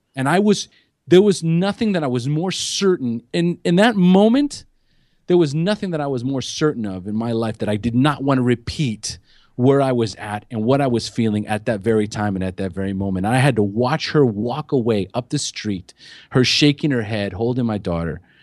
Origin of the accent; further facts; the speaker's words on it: California, United States; moved away as an adult; now in Costa Rica; I'm from California originally